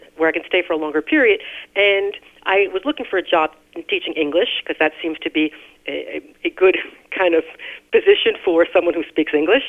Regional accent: New Jersey, United States; moved away as an adult; also born or lived in Italy; now in Las Vegas, United States; I grew up in New Jersey, rather close to New York

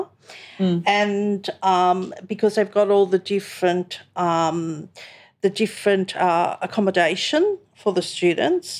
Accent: Sydney, New South Wales, Australia; moved away as an adult; now in Wollongong, Australia; I was born, bred in Sydney. I came down here to go to university

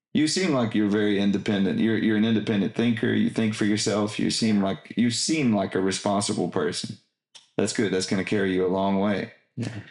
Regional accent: Texas, United States; I am an American and proud of it. I tell them I'm a Texan

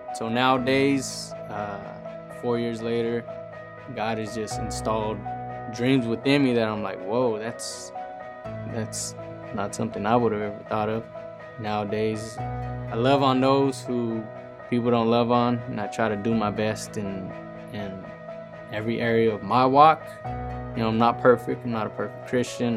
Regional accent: San Jose, California, United States; I'm from Eastside San Jose. I grew up in a broken home

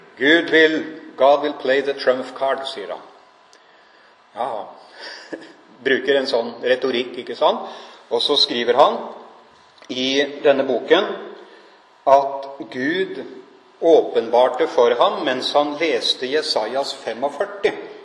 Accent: Norway; Jeg er nordmann, jeg bor her

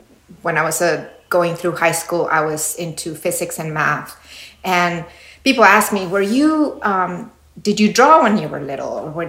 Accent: Mexico City, Mexico; Well, I was raised Catholic. That's one of the main things that were given to me when I was a little girl.

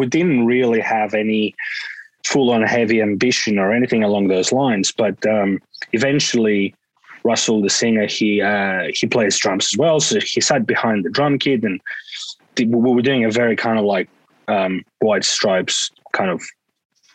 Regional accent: Greece; now in Australia; growing up in Greece

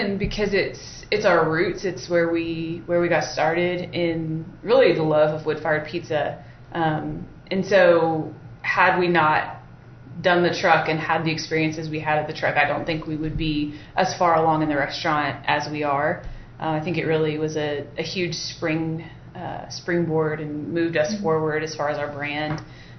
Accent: Oklahoma City, Oklahoma, United States; Yep, our parents met in college, and my dad grew up in Owosso, mom grew up in Bethany, and lived all around northwest side of Oklahoma City all of our lives.

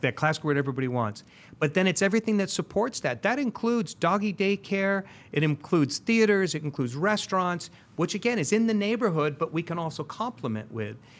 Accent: San Diego, California, United States; I grew up in Linda Vista

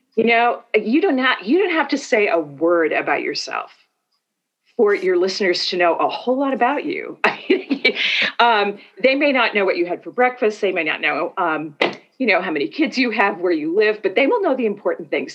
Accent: Northeast, United States; moved away as an adult; also born or lived in Minnesota; now in Atlanta, United States; I'm from the Northeast in the US.

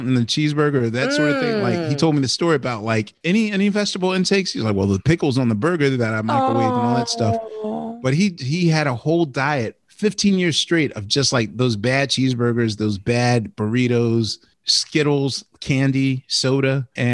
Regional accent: Philadelphia, Pennsylvania, United States; growing up in Philly, in a very iconic food town

